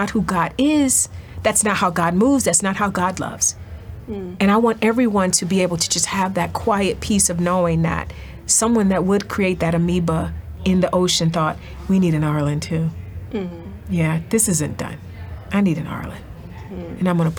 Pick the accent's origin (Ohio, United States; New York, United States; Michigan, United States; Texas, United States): Ohio, United States; East Cleveland; I'm from East Cleveland.